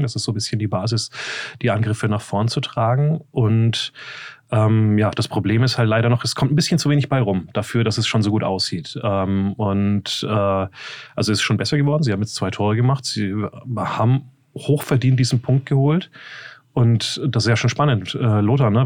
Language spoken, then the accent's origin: German; Nuremberg area, Bavaria, Germany; moved away; War ja Heimspiel für mich äh, aus der äh, äh, alten Gegend, wo ich herstamme.